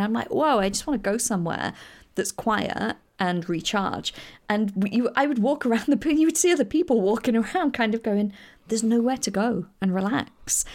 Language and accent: English; England, United Kingdom; I am coming from England